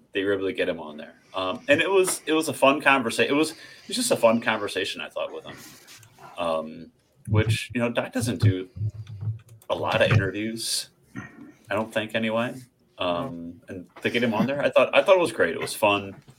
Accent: Missouri, United States; We have one team in Missouri

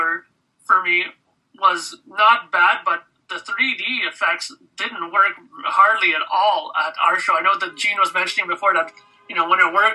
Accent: Canada; being a Canadian

